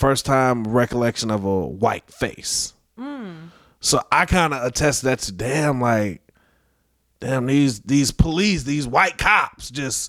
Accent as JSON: {"language": "English", "town": "North Chicago", "region": "Illinois", "country": "United States", "tie": "born or raised there", "said": "born and raised in North Chicago, 80s baby."}